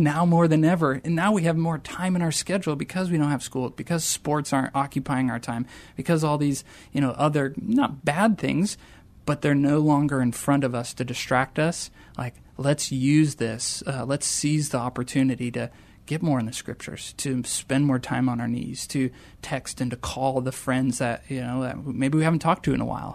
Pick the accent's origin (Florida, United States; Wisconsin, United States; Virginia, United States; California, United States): Wisconsin, United States; rural; moved away; I grew up in a very small town in rural Wisconsin, eight hundred folks in my hometown